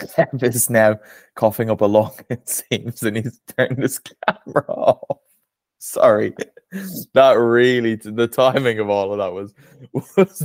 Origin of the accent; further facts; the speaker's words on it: Ireland; that is said as an Irishman